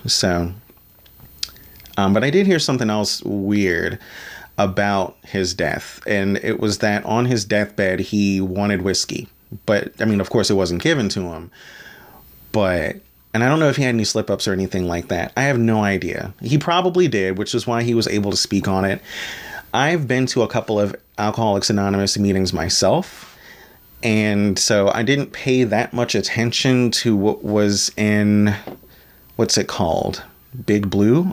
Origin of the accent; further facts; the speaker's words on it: Maryland, United States; as a fellow Marylander born and bred myself